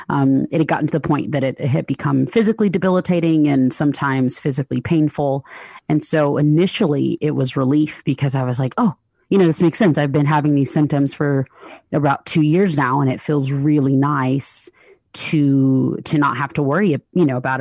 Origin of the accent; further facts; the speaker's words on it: Lithonia, Georgia, United States; I grew up in the Southeast, in the States, in a small town in Georgia. It's called Lathonia.